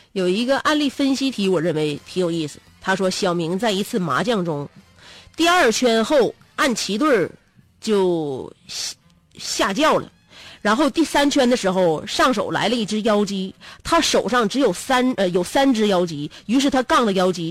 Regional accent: China; 因为我们中国人呢，有就是饭桌上教育孩子这个习惯和特点

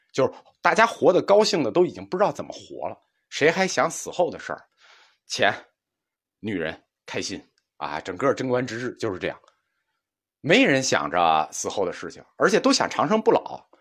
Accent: China; 能丰富的体会和理解痛苦这件事情，是我们中国人的一个长项。

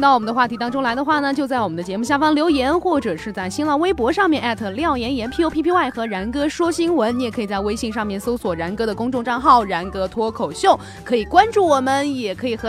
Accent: Sichuan, China; 口音没有口音啊，我们都是四川人，有什么口音啊？

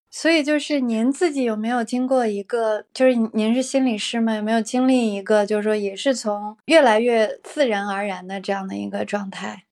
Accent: China; 好像我们中国人大部分人在三十来岁就放弃自己了

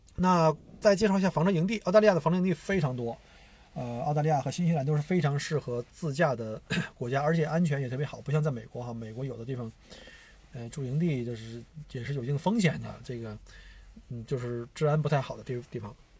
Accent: China; now in Australia; 我们中国人

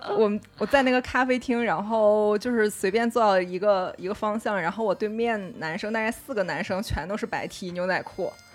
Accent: China; 我是中国人

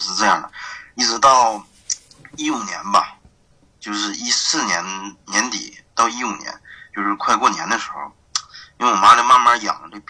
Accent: Tieling, Liaoning, China; accent: Northeastern (Dongbei); also born or lived in Dandong; now in Shenyang, China; 沈阳家是铁岭，但是我现在是

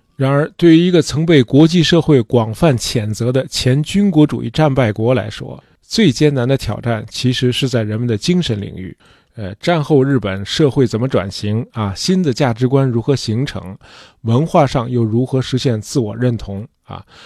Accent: China; 作为中国人

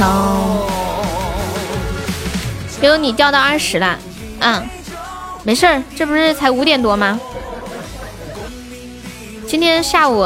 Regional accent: Northeast China, China; 我们东北人都特别好，直爽，有啥说啥，对吧？

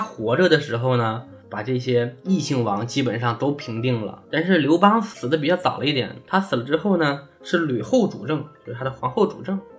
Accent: China; 我们中国人民

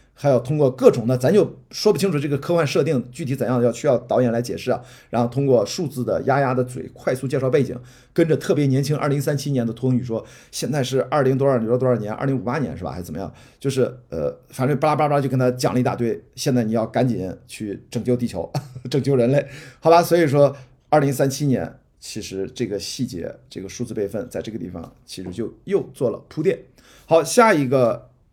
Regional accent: Qingdao, Shandong, China; now in Beijing, China; 我的家乡是青岛，青岛刘亭机场是我小时候飞的最多的机场

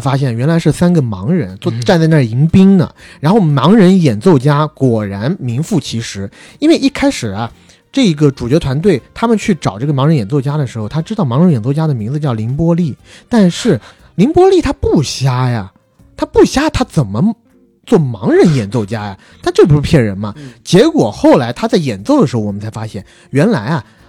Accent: China; moved away as an adult; 我们在成年之前，基本上都是在国内长大的孩子

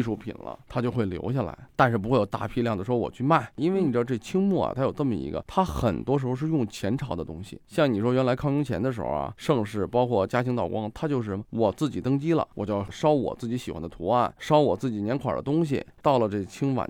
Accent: Guangdong, China; 我们老家那时候广东嘛

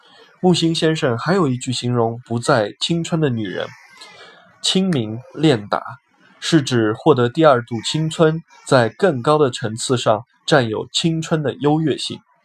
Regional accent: Beijing, China; moved away as an adult; also born or lived in Shanghai; 我是北京人，从小在北京长大。我的家、我的亲人、我的朋友们都在北京

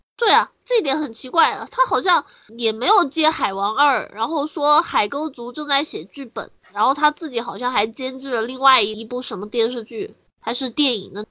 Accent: China; 我们中国人

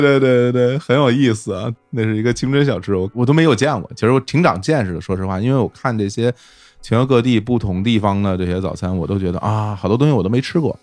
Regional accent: Beijing, China; moved away as an adult; also born or lived in Shanghai; 我是在北京长大嘛，后来到了上大学的时候，我在上海

